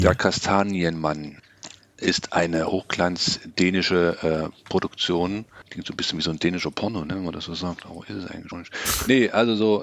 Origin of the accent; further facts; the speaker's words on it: Germany; bei uns in Deutschland